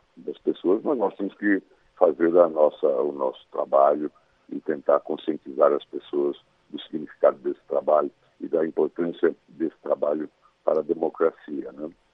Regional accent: Mato Grosso, Brazil; now in Brasília, Brazil; minha infância e adolescência é, em Mato Grosso

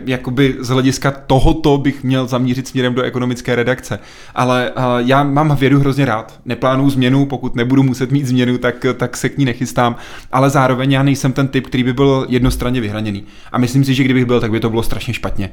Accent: České Budějovice, South Bohemian Region, Czechia; já jsem z Budějc

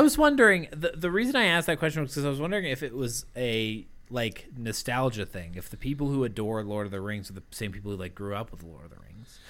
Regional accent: Massachusetts, United States; growing up in Massachusetts

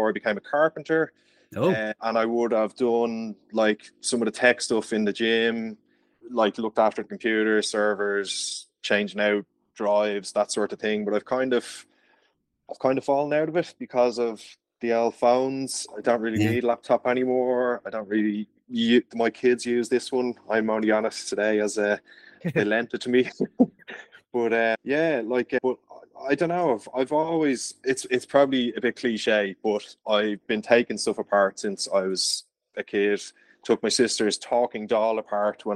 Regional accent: Dublin, Leinster, Ireland; I'm from Dublin.

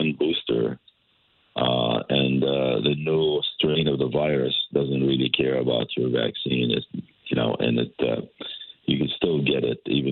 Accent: West Bank, Palestine; moved away as an adult; now in Connecticut, United States; I was born in the West Bank in 1951 to a Palestinian family who were refugees at the time

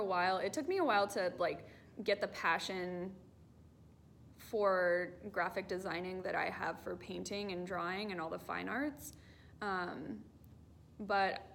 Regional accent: North Texas, United States; now in Southern California, United States; I am from North Texas

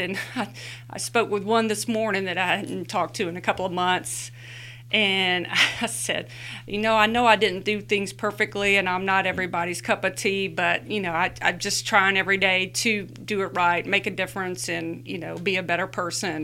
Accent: Luverne, Alabama, United States; lives where we grew up in Luverne, Alabama

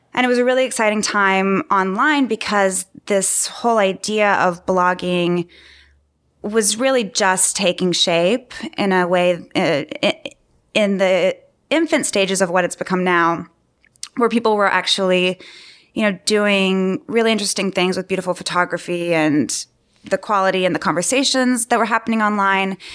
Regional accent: Austin, Texas, United States; moved away as an adult; now in New York, United States; I'm originally from Austin, Texas, and studied design there at university and moved to New York immediately upon graduating

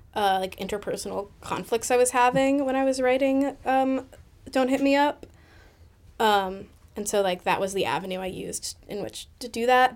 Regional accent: Boston, Massachusetts, United States; the one in my hometown

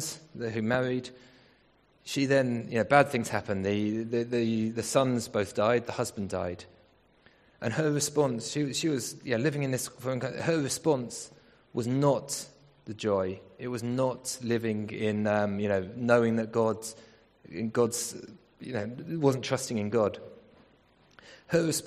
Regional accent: England, United Kingdom; We're not African, we're English.

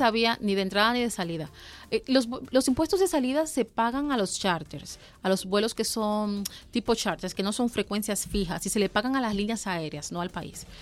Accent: Santo Domingo, Distrito Nacional, Dominican Republic; now in Mexico; Santo Domingo Capital, que es mi ciudad, yo soy de Santo Domingo

